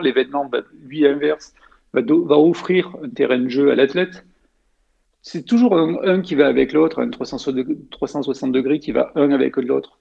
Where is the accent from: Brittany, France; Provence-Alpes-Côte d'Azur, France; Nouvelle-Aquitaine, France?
Provence-Alpes-Côte d'Azur, France; Savines-le-Lac; moved away as an adult; also born or lived in Haute-Savoie; j'ai grandi dans les Hautes-Alpes